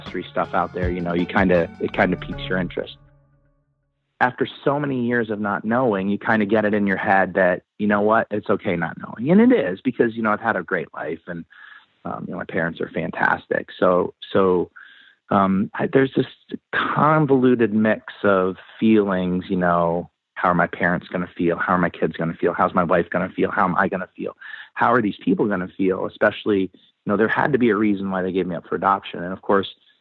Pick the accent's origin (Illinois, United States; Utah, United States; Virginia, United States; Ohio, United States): Ohio, United States; I was born in Ohio